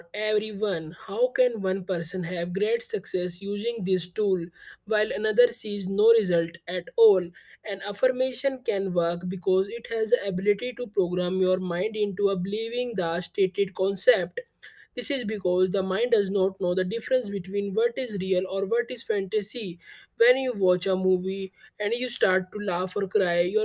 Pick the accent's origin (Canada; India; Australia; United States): India; I am from India.